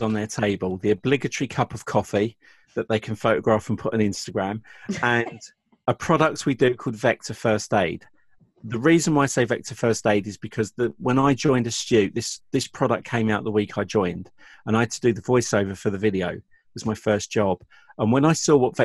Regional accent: England, United Kingdom; I'm from England.

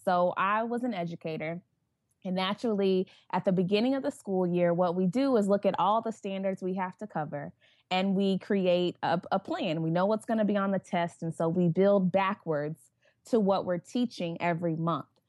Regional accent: Tulsa, Oklahoma, United States; growing up in Tulsa, predominantly white environment

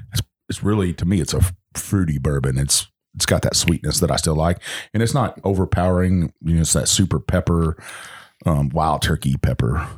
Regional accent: the South, United States; accent: Southern; my Southern accent

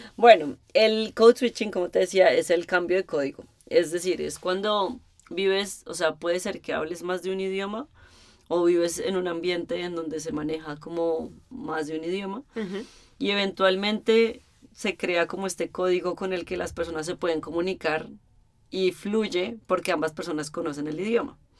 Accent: Colombia; now in Berlin, Germany; como colombiana

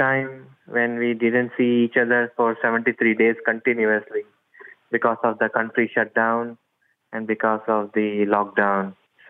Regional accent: India; moved away as an adult; now in United States; My hometown is in India, but I live in US from past 5-6 years with my wife.

